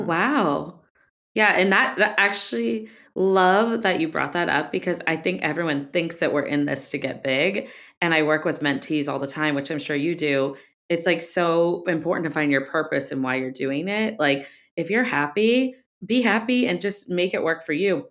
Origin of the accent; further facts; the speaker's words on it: Ohio, United States; I grew up in Ohio